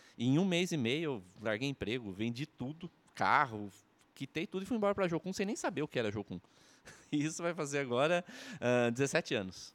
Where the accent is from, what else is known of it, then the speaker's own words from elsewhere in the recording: Rio Claro, São Paulo, Brazil; now in Maringá, Brazil; nascido no interior de São Paulo, Rio Claro